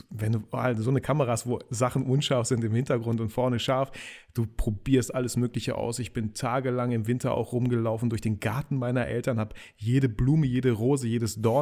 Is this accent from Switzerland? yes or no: no; Kazakhstan; also born or lived in Russia; now in Germany; Wir haben uns Double Nation genannt, weil ich komme irgendwie so ursprünglich aus Kasachstan, aus Russland, der Kollege aus Polen